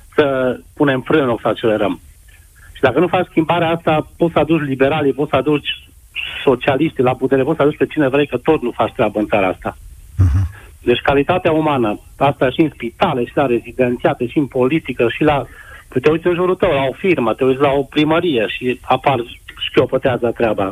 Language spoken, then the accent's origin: Romanian; Transylvania, Romania; eu sunt din Ardeal